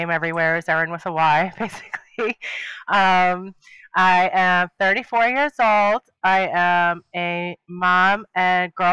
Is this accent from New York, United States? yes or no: yes; New York, United States; I'm from New York